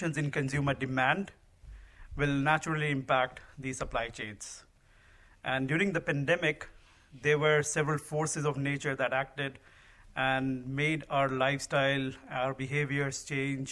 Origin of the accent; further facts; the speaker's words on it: India; moved away as an adult; also born or lived in Dallas, Texas; now in United States; I grew up in India